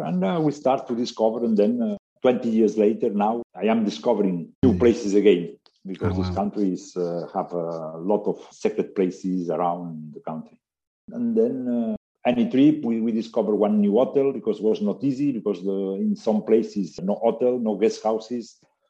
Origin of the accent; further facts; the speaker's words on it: Barcelona, Catalonia, Spain; moved away as an adult; also born or lived in Tangier, Morocco; now in Essaouira, Morocco; Yes, my mother was Moroccan family, and I born in Tangier. My father was Spanish from Barcelona. And then in 1962, we left Morocco to go to Barcelona. I'm growing up in Barcelona until 22 years old, my university in Barcelona also.